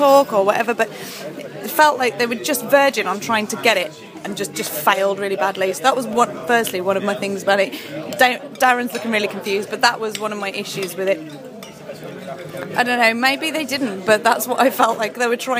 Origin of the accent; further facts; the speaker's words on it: near Birmingham, West Midlands, United Kingdom; now I'm not from Birmingham. I'm from near Birmingham